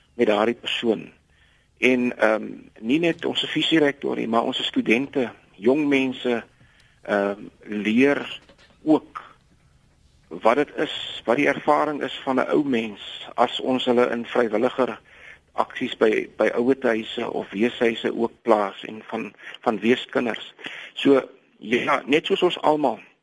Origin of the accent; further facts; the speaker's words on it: South Africa; ons as Suid-Afrikaners